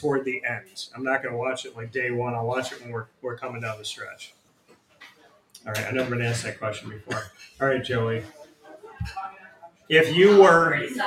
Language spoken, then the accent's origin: English; Syracuse, New York, United States; grew up, born and raised, obviously, here, so Syracuse, I love